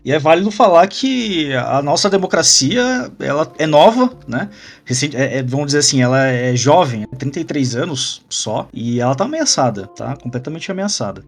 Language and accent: Portuguese; Brazil; Aqui agora como, como brasileiro